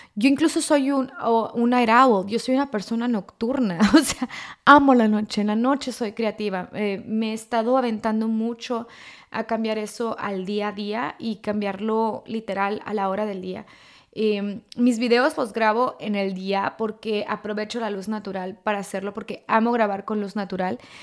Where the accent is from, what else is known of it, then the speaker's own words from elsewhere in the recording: Mexico; moved away; culturalmente estamos acostumbrados eh, en México o como latinos